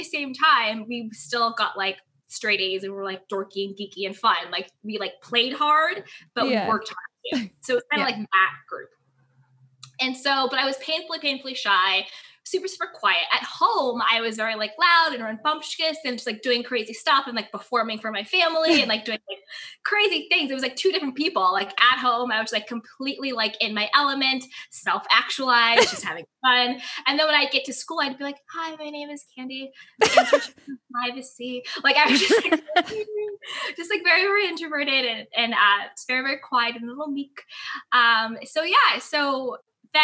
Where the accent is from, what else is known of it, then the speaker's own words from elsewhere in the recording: Syracuse, New York, United States; I grew up in upstate New York, in Syracuse